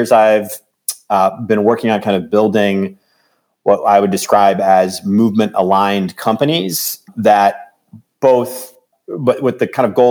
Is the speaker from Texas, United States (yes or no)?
no; Northeast Ohio, United States; also born or lived in Chicago; I grew up here in Northeast Ohio